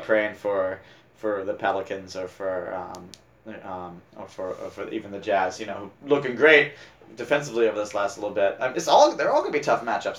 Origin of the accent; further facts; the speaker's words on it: Northeast, United States; I grew up in the Northeast. I grew up a Celtics fan all the way.